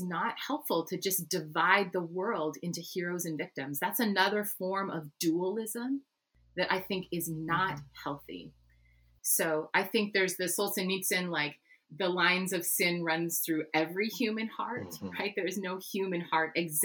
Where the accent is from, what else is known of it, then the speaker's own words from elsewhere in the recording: Canada; I'm Dutch Canadian.